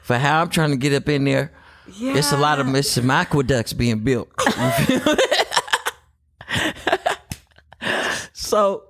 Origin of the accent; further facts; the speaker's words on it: Oakland, California, United States; I'm from Oakland